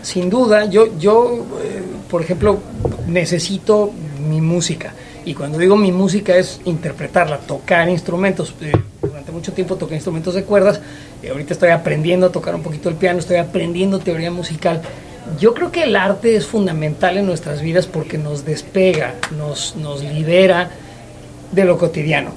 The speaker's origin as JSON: {"language": "Spanish", "region": "Mexico City", "country": "Mexico", "moved": "yes", "said": "Yo que soy chilango, este, yo que soy de la Ciudad de México, la extraño"}